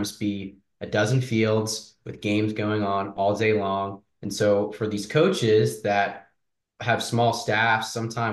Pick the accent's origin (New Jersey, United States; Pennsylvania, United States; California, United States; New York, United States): Pennsylvania, United States; outside of the Philadelphia area; also born or lived in Amherst, Massachusetts; I grew up outside of the Philadelphia area, played for FC Delco